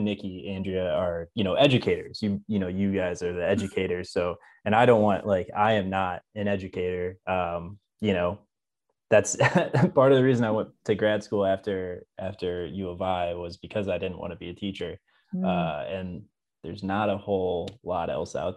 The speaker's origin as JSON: {"language": "English", "town": "Champaign", "region": "Illinois", "country": "United States", "tie": "born or raised there", "also_born_or_lived": "Charleston, Illinois / Chicago, Illinois", "lives_now": "Springfield, United States", "said": "I'm originally from Champaign, Illinois. I grew up in Central Illinois."}